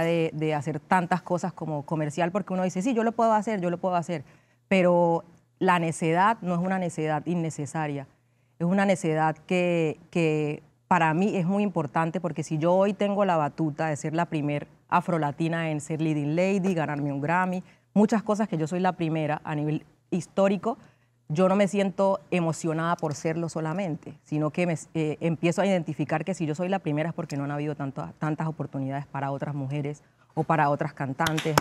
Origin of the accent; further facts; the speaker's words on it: Condoto, Chocó, Colombia; yo nací en Condoto, en el Chocó, eh, en Colombia